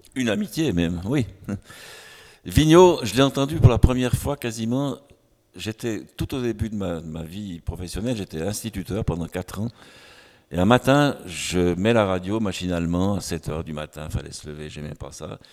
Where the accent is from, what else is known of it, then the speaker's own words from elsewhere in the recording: near Lausanne, Vaud, Switzerland; chez nous à Puy, à côté de Lausanne